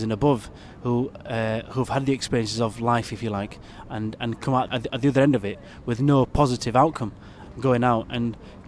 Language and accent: English; Bradford, Yorkshire and the Humber, United Kingdom; Where were you born? I said, Bradford. So what are your origins? I said, Yorkshire. I said, that's where I'm from.